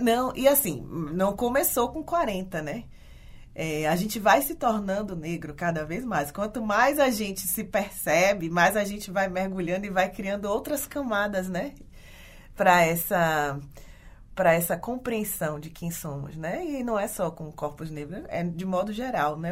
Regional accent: Ilhéus, Bahia, Brazil; moved away as an adult; now in Porto Alegre, Brazil; eu sou nascida e criada em Ilhéus, no interior é, sul da Bahia

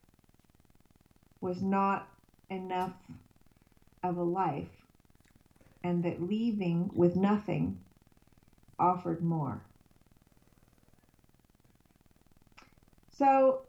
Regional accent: California, United States; now in Sweden; I grew up in California, and so my body knows that it's home when it's in California

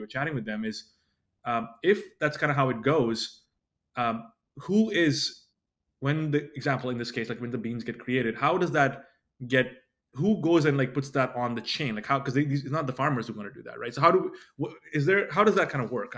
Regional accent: India; moved away; originally I was born in India

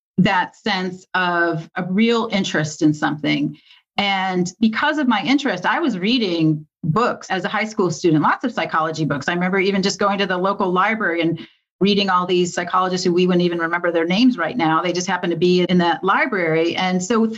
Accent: Michigan, United States; I grew up in Michigan

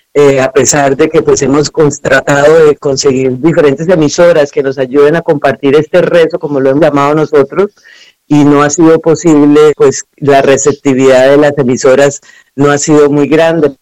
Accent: Cúcuta, Norte de Santander, Colombia; moved away; also born or lived in Venezuela; Yo soy de Colombia, de una parte que es en la frontera con Venezuela, se llama Cúcuta

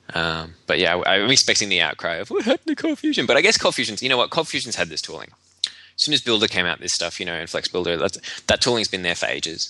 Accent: Australia; being Australian

